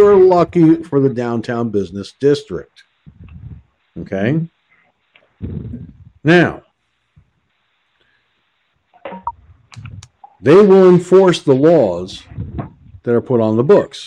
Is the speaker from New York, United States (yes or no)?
yes; Peekskill, New York, United States; moved away; I lived in a town called Peekskill, New York, better part of my entire life. Okay? That's my hometown